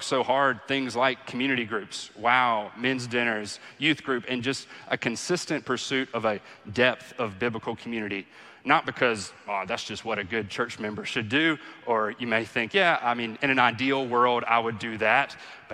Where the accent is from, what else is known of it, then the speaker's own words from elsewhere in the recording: the Bible Belt, United States; growing up in the Bible Belt